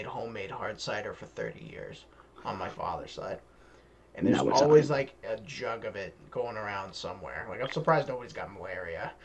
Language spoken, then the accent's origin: English; Boston, Massachusetts, United States; We're all from Boston.